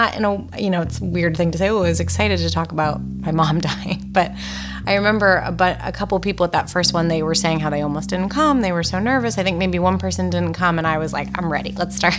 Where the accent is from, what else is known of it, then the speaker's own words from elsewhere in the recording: Massachusetts, United States; moved away as an adult; now in Los Angeles, United States; I also live in Los Angeles. I'm from Massachusetts. I moved out here 8 years ago.